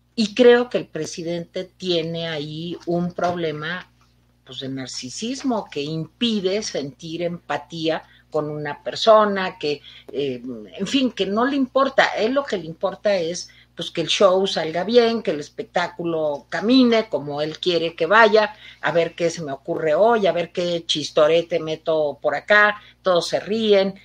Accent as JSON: {"language": "Spanish", "country": "Mexico", "said": "Aquí todos somos mexicanos"}